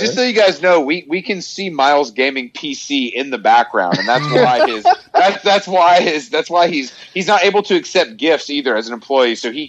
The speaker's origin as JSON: {"language": "English", "town": "Staten Island", "region": "New York", "country": "United States", "said": "I'm from Staten Island. We don't got cars."}